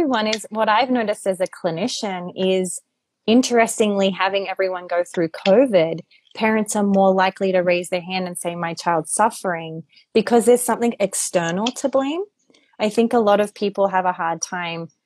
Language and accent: English; Australia; I'm from Australia. When I grew up in Australia